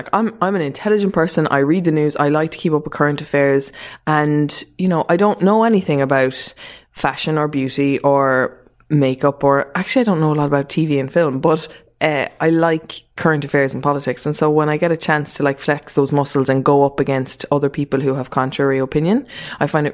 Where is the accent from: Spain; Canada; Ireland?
Ireland; Mallow, Munster; moved away as an adult; also born or lived in Germany / Dublin; we moved to Mallow so my mum could work after we moved back from Germany